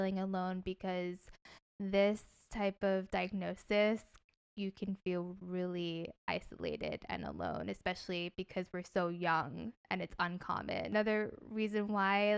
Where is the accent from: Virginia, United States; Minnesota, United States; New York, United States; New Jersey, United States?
New Jersey, United States; moved away as an adult; also born or lived in Seattle, United States; now in Los Angeles, United States; I'm originally from New Jersey